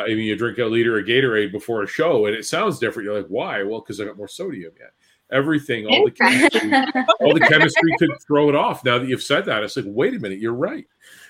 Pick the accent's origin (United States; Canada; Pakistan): Canada; Thunder Bay, Ontario; You know, I'm from Thunder Bay.